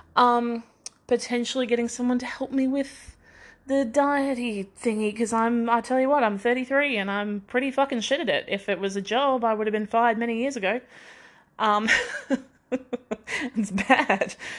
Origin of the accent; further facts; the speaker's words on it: Queensland, Australia; also born or lived in Victoria, Australia; So when we moved from Victoria to Queensland